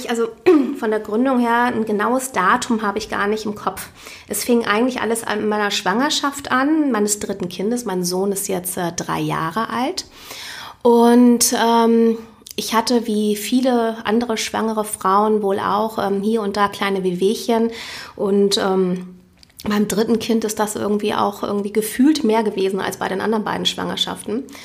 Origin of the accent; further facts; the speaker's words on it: Hamburg, Germany; ich bin gebürtige Hamburgerin.